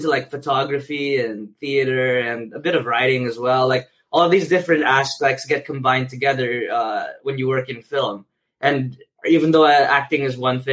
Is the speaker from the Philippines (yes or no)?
yes; Manila, Metro Manila, Philippines; moved away as an adult; now in New York, United States; I'm from Metro Manila, the big smoke back there